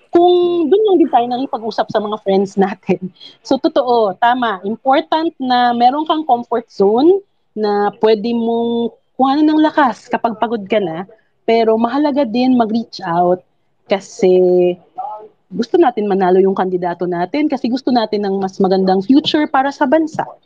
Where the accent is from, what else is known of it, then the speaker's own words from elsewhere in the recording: Visayas, Philippines; Tagalog is a second language; Bisaya kasi ako narubusan na ako ng Tagalog.